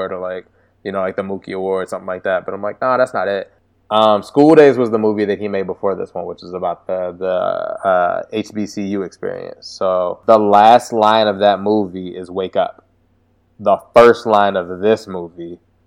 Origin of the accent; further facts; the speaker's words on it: Washington, District of Columbia, United States; I'm from DC